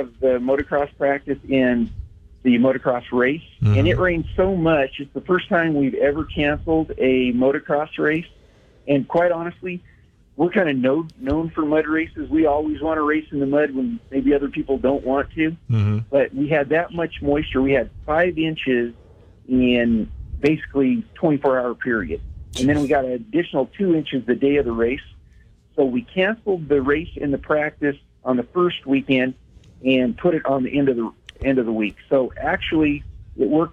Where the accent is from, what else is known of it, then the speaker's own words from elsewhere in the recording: Wyoming, United States; I grew up in Wyoming